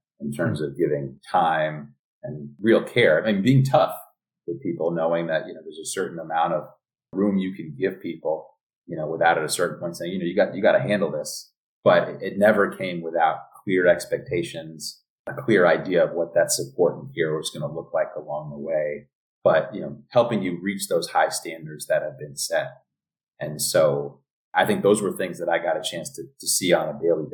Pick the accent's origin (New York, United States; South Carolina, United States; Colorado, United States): New York, United States; New York City; moved away as an adult; also born or lived in Ojai, California / San Francisco, California; now in Los Angeles, United States; born and raised in the Bronx